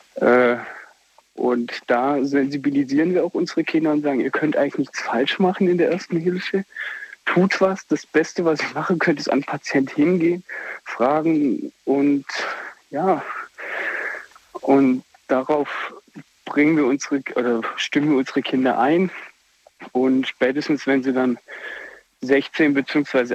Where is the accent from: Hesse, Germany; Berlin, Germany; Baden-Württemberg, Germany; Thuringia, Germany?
Baden-Württemberg, Germany; Black Forest; Aus Findingen im Schwarzwald